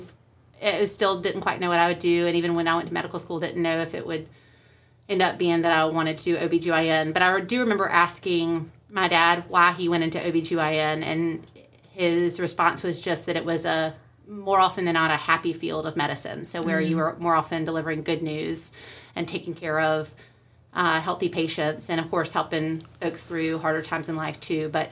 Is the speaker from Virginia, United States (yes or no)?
no; Winston-Salem, North Carolina, United States; I grew up here in Winston, and I've always been familiar with Lyndhurst